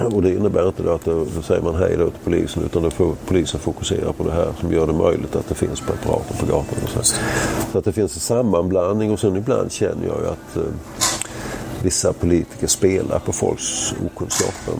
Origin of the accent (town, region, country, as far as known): Sweden